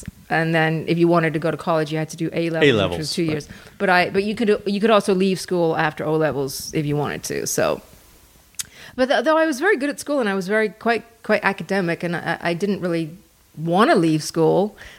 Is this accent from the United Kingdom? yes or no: yes; Harrow, London, United Kingdom; Born and raised outside London.